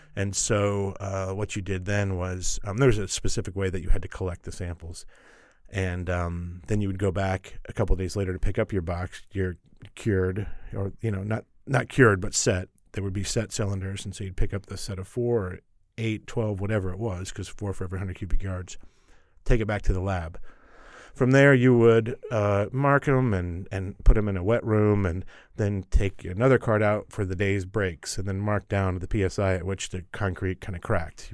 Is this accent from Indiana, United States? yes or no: yes; Indiana, United States; moved away; also born or lived in Illinois; I was born in Indiana